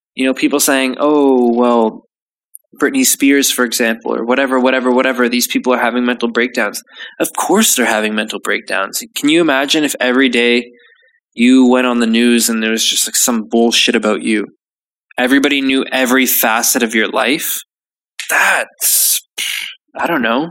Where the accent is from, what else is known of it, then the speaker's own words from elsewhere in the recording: Canada; now in United Kingdom; I'm Canadian